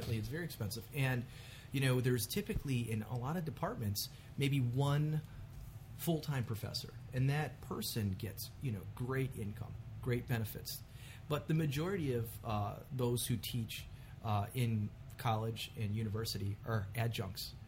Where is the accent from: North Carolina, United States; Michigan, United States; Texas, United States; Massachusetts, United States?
Michigan, United States; Detroit; I grew up in Mexican Town in southwest Detroit